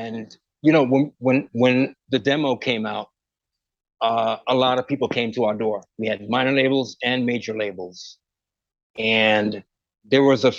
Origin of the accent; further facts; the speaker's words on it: Westbury, New York, United States; also born or lived in Port of Spain, Trinidad and Tobago; I'm from Westbury.